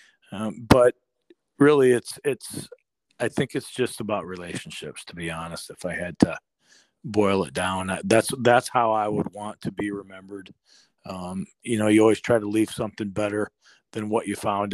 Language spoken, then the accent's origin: English; Northeast Iowa, United States; now in Michigan, United States; I was born and raised a Packer fan growing up in Northeast Iowa